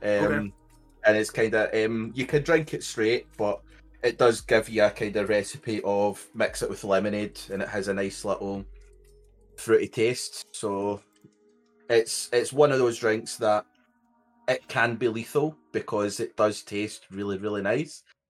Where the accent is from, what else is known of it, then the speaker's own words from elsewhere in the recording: Scotland, United Kingdom; I am from Scotland. So if you can't understand me, it's not because of your hearing, it is just me and my accent